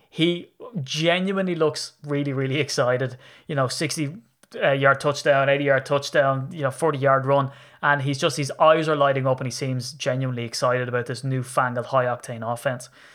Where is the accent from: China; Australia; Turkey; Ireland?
Ireland; I'm Irish.